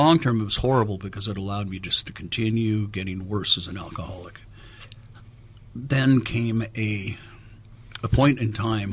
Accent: Los Angeles, California, United States; Born and raised in Los Angeles as a musician

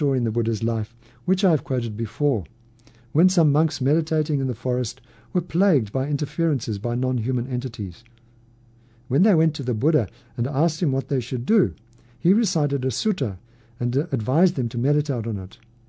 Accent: California, United States; now in Idaho, United States; It's interesting because I grew up in California. California has its own separate reputation in the country.

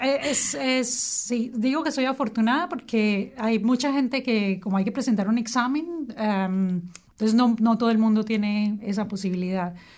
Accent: Colombia; moved away as an adult; now in Wellington, New Zealand; después de que me vine de Colombia, trabajé

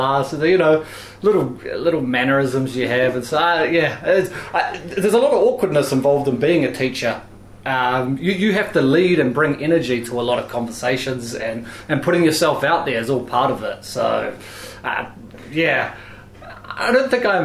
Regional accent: Wellington, New Zealand; I grew up here in Wellington. I went to Newtown School, South Wellington Intermediate

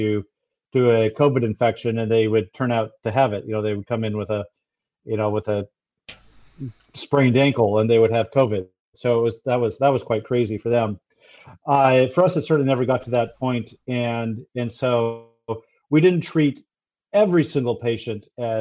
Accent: United States; moved away as an adult; now in New Zealand; you can tell from my accent, I've come here from the US

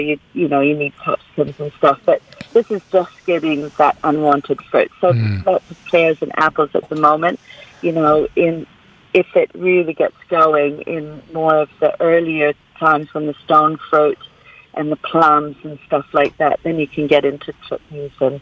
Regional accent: Canada; now in Golden Bay, New Zealand; growing up in Canada

